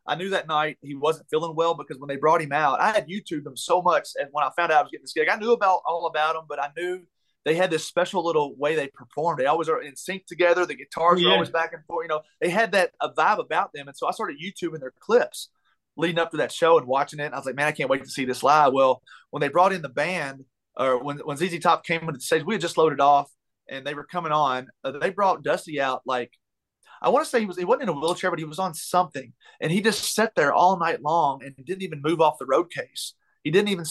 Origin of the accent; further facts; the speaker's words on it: Taylorsville, Kentucky, United States; moved away as an adult; now in Nashville, United States; my hometown of Taylorsville